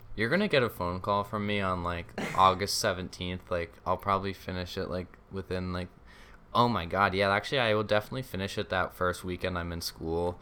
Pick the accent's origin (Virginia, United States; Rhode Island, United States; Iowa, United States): Rhode Island, United States; Rhode Island